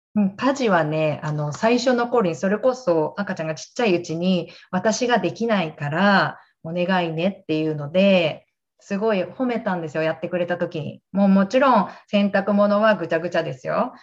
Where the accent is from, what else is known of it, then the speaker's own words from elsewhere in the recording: Gunma, Japan; moved away as an adult; now in Maryland, United States; 私は群馬県出身で、今はアメリカの東海岸、えワシントン DC の郊外、メリーランドっていうところに住んでいます。